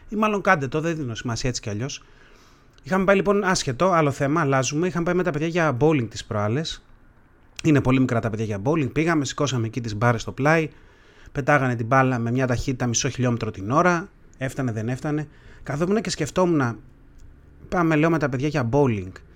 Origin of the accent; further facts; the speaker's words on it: Greece; σαν έθνος, σαν Έλληνες ας πούμε, έχουμε κάποια επώνυμα